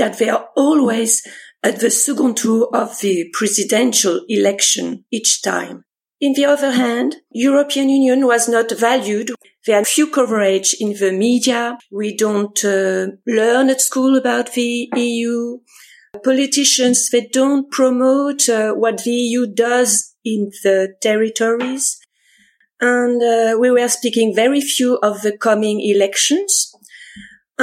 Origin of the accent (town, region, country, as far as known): France; English is a second language